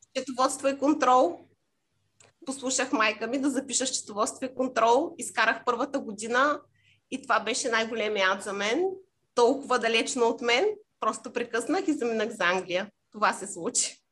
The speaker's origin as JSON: {"language": "Bulgarian", "country": "Bulgaria", "also_born_or_lived": "Cyprus", "moved": "as an adult"}